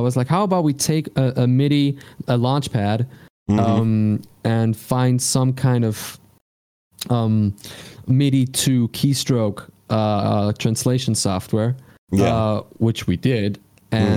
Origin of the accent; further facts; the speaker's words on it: Switzerland; English is a second language; I'm from Switzerland